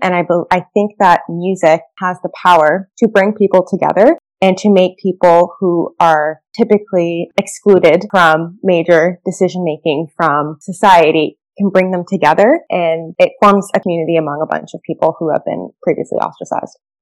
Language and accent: English; Canada; my family's from Jamaica. I grew up in Canada